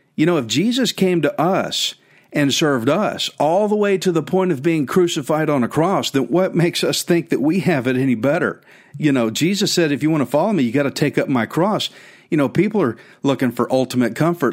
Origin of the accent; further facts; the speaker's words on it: Texas, United States; "Where are you from?" I said, "Texas."